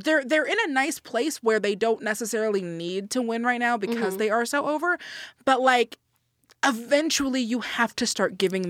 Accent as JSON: {"language": "English", "town": "Atlanta", "region": "Georgia", "country": "United States", "said": "Why aren't you being respectful? I'm from Atlanta."}